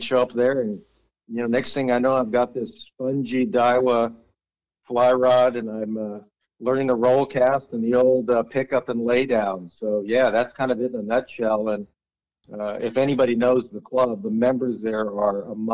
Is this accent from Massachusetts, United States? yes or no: no; Gardena, California, United States; growing up in Gardena